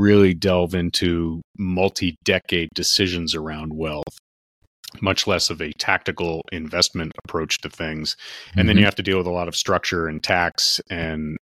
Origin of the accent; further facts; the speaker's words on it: Westchester County, New York, United States; I grew up in Westchester County, New York, which is a wealthy county in the U.S. and in New York State in particular